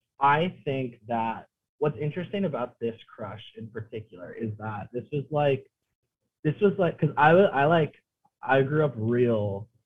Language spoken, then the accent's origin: English; Laguna Beach, California, United States; I grew up in Orange County. I grew up in Laguna Beach, California, specifically, if you can believe it.